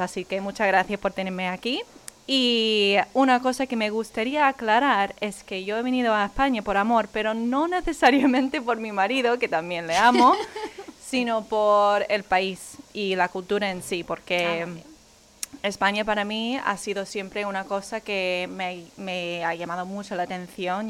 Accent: Wisconsin, United States; Spanish is a second language; moved away as an adult; now in Spain; yo que soy de Wisconsin, que hace menos 30 grados en invierno

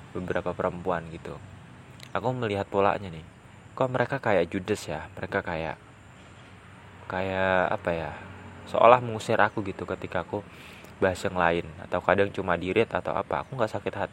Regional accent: West Java, Indonesia; born there; now in Gunungkidul, Indonesia; Kabupaten Gunung Kidul yang aku tempati saat ini kemudian aku pengen banget jadi gubernur Jawa Barat karena aku lahirnya di Jawa Barat

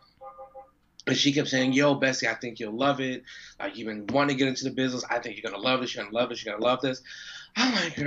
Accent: New York City, New York, United States; accent: New York; I'm from Queens. I got a little hood in me.

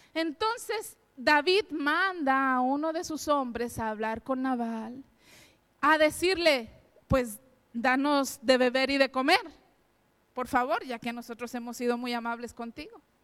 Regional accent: Mexico; moved away as an adult; now in Spain; mi esposo y yo somos mexicanos

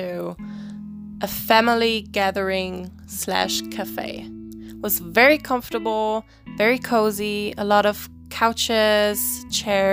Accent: Germany; I'm from Germany, I'm 22 years old, and I'm studying American Studies and English Literature and Culture.

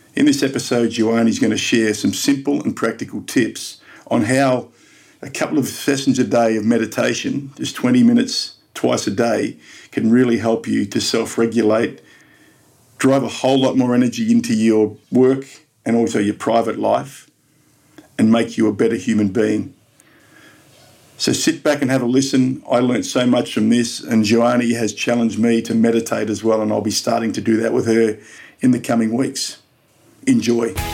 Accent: Melbourne, Victoria, Australia; in Melbourne, in my hometown

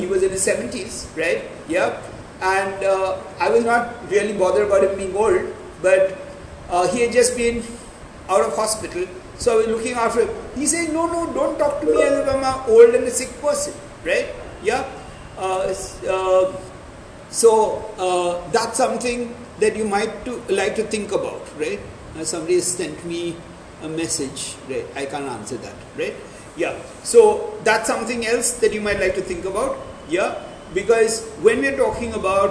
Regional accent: Pune, Maharashtra, India; now in Gujarat, India; I come from Maharashtra and I come from a place, I normally lived in a place called Pune

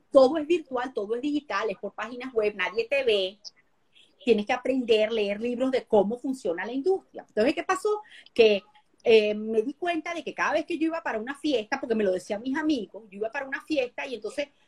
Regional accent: Venezuela; now in United States; Cuando yo me salí de Venezuela otra vez por segunda vez y me vine para acá.

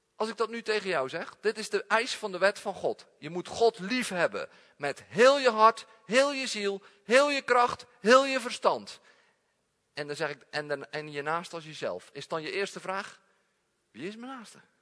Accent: Netherlands; we zijn Nederlanders

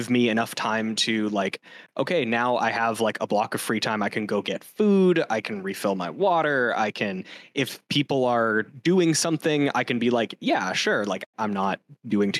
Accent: Canada; as a Canadian

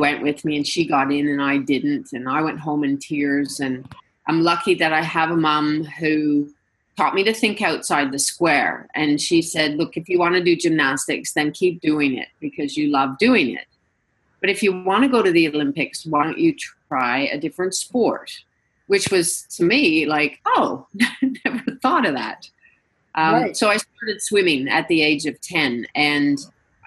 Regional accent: Canada; being Canadian

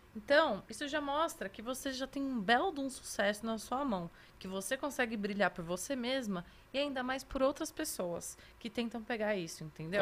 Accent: Atibaia, São Paulo, Brazil; also born or lived in Santos; now in São Paulo, Brazil; eu fui criada a vida toda em Atibaia, que é aqui do lado

